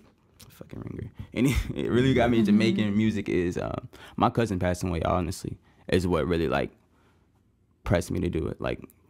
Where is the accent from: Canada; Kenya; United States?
United States; Kansas; born there; also born or lived in Tennessee / Louisiana / Germany / Missouri; now in Hinesville, United States; I was born in Kansas. Lived there for 6 months, like moved to Tennessee where my dad's from. I've moved to Louisiana, Germany, Missouri, Hawaii, and I've been in Georgia since 2013.